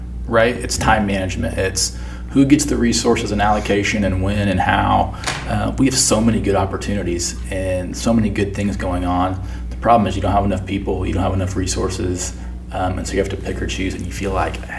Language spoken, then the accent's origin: English; Oklahoma City, Oklahoma, United States; moved away; also born or lived in Indianapolis / Sedalia; I grew up in Oklahoma City